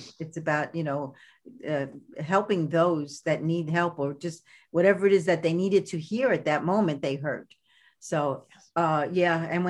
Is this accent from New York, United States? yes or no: yes; Brooklyn, New York, United States; But I am from Brooklyn. this is who I am.